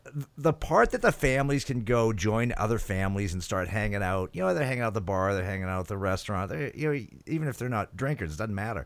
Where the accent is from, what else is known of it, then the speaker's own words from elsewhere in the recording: New Hampshire, United States; I grew up in New Hampshire